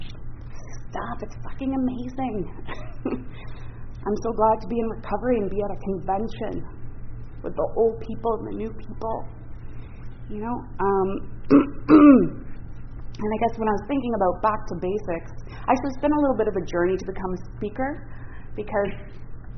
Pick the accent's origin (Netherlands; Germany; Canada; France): Canada; Ottawa, Ontario; also born or lived in Parry Sound, Ontario; I'm actually from Ottawa, partly from Parry Sound.